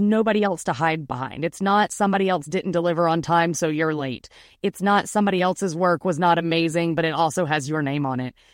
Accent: Atlanta, Georgia, United States; I am from Atlanta. I still live in Atlanta. I've grown up here

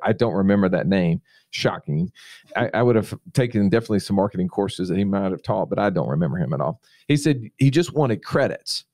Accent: Montgomery, Alabama, United States; also born or lived in Phenix City, Alabama; my hometown, Montgomery, Alabama

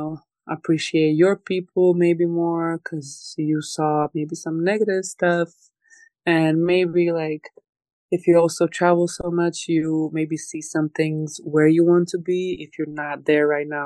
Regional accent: Croatia; moved away as an adult; now in Los Angeles, United States; I grew up there, I was born there

